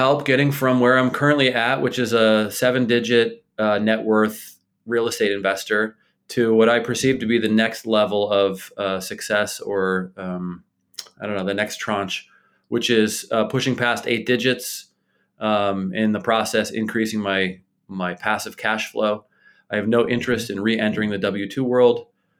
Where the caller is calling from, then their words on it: Bethlehem, Pennsylvania, United States; I live in Bethlehem, Pennsylvania, which is about an hour north of Philadelphia and maybe an hour and change west of New York City.